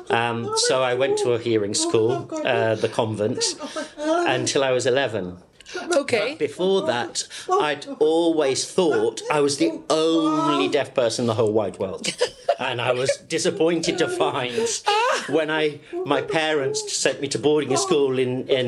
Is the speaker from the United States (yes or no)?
no; Gibraltar; born there; I was born in Gibraltar